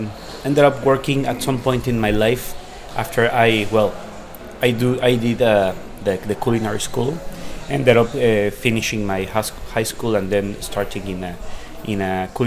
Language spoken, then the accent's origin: English; Mexico City, Mexico; I'm from Mexico City.